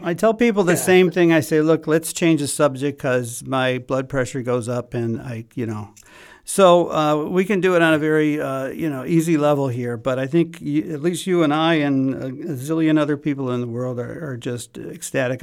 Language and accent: English; Chicago, Illinois, United States; I'm from Chicago